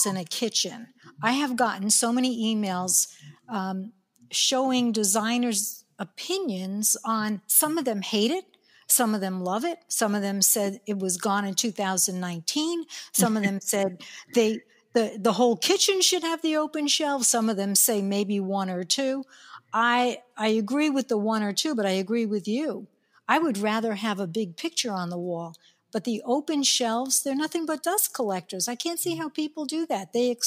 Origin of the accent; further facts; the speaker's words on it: New York, United States; accent: New York; my New York accent